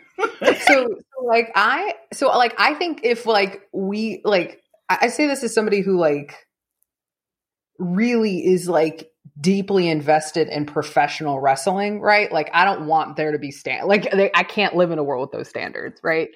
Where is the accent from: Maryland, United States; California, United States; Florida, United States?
California, United States; moved away; also born or lived in Texas; I'm from California